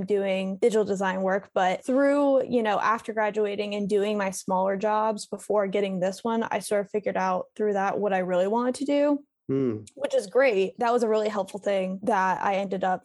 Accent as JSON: {"language": "English", "town": "Raleigh", "region": "North Carolina", "country": "United States", "also_born_or_lived": "Columbia", "moved": "as an adult", "lives_now": "Raleigh, United States", "said": "I moved back to Raleigh, North Carolina, which is where I'm originally from"}